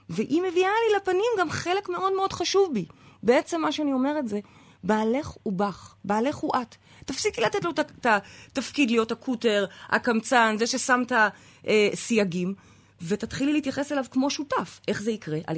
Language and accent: Hebrew; Jerusalem, Jerusalem District, Israel; מהר נוף, את מכירה? שכונה חרדית?